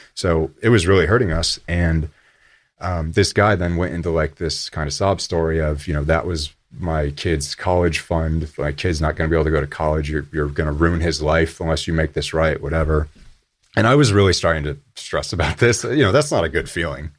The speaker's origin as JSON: {"language": "English", "town": "Buffalo", "region": "New York", "country": "United States", "tie": "born or raised there", "said": "I grew up in Buffalo, New York"}